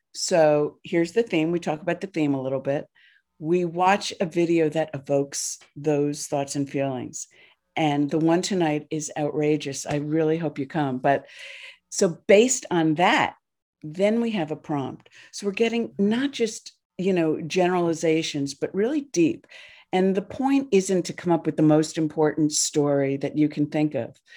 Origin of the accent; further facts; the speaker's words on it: New Jersey, United States; I grew up in New Jersey